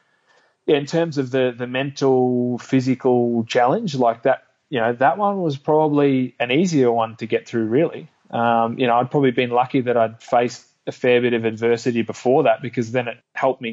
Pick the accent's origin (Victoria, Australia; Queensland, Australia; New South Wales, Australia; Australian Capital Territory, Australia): Victoria, Australia; Melbourne; my hometown in Melbourne